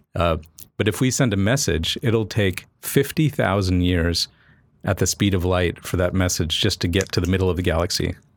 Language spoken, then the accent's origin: English; Cocoa Beach, Florida, United States; moved away; I grew up in Florida